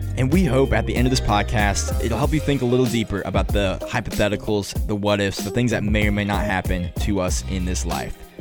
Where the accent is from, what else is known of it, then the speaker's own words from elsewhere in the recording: Hayesville, North Carolina, United States; I am from Haysville, North Carolina